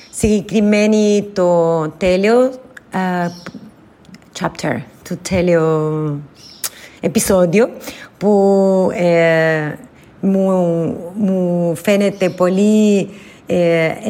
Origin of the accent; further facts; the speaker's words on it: Argentina; Greek is a second language; now in Brazil; Εγώ είμαι από την Αργεντινή, του Μπόρια Αργεντινή, κοντά τις Άντες